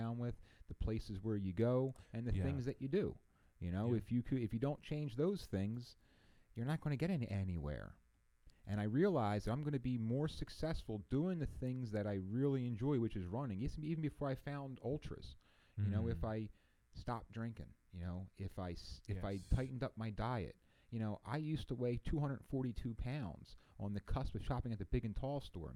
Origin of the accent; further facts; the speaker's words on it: East Coast, United States; I'm from the East Coast